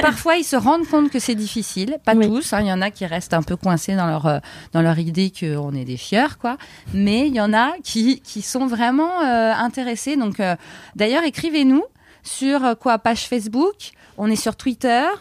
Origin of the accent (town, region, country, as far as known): France; moved away as an adult; also born or lived in Canada